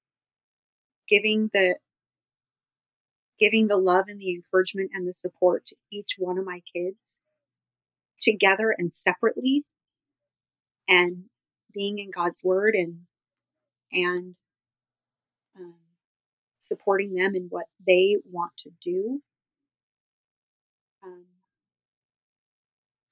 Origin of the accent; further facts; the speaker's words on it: Los Angeles, California, United States; growing up in Hollywood